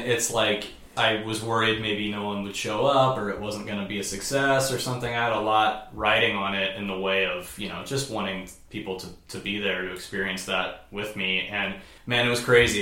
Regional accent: Indianapolis, Indiana, United States; moved away; I had lived in Indianapolis my whole life

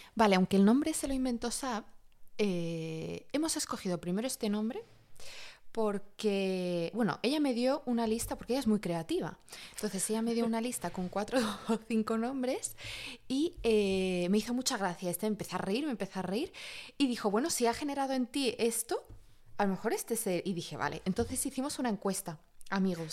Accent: Catalonia, Spain; moved away as an adult; also born or lived in Madrid, Spain; now in Paris, France; viví mucho tiempo en Cataluña

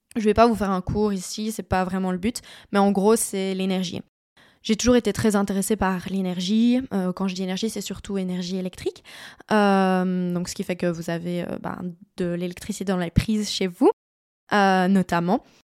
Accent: Liège, Wallonia, Belgium; Moi, je suis liégeoise de base, donc je viens de par là

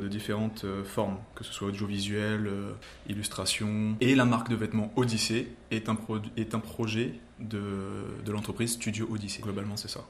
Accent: Saint-Pierre, Réunion; je suis un réunionnais de Saint-Pierre qui a monté son entreprise à Saint-Pierre

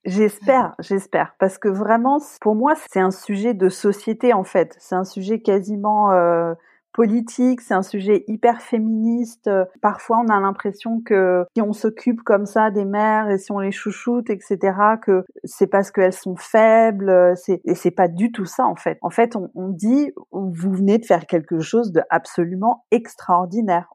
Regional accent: La Rochelle, Nouvelle-Aquitaine, France; moved away as an adult; also born or lived in England; now in Berlin, Germany; je suis originaire de La Rochelle, j'habite à Berlin depuis 14 ans maintenant

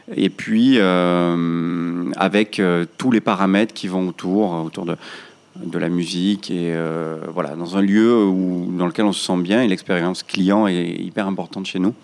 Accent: Marseille, Provence-Alpes-Côte d'Azur, France; also born or lived in Paris; je suis né à Marseille dans un quartier qu'on appelle Félix Piat. C'est un, c'est un quartier dit euh, quartier sensible, euh, quartier nord de Marseille. J'ai été, euh, j'ai été scolarisé jusqu'à l'âge de 15 ans

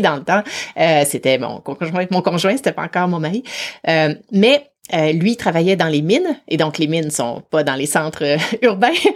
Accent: Quebec City, Quebec, Canada; moved away as an adult; now in Vancouver, Canada; je viens de Québec, de la ville de Québec en, particulier, même si maintenant j'habite euh, sur la côte ouest à Vancouver

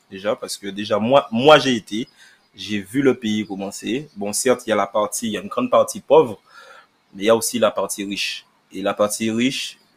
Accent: Guadeloupe, France; moi, en tant que Guadeloupéen, je vois pas pourquoi on dénigre les haïtiens.

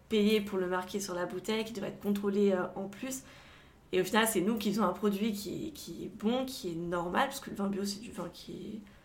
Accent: Savoie, Auvergne-Rhône-Alpes, France; also born or lived in Grenoble / Avignon / Montpellier; J'habite euh, en Savoie, je suis originaire de Savoie. Euh, j'ai toute ma famille ici.

